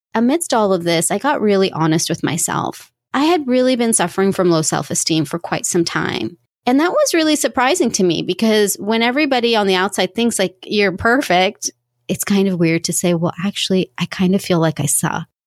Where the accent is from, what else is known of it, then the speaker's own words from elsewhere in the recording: United States; Coming from an Indian family, growing up here in the US